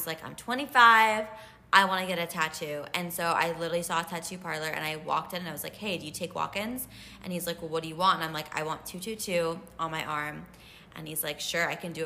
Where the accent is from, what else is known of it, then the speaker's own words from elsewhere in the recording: United States; I'm American